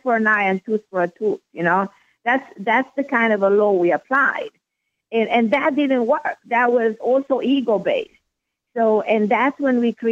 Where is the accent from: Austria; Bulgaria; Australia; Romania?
Romania; moved away as an adult; now in United States; I was born in a communist country. I was born in Romania. I know what it is to be born during a communist regime, to live under communist regime, under Ceausescu regime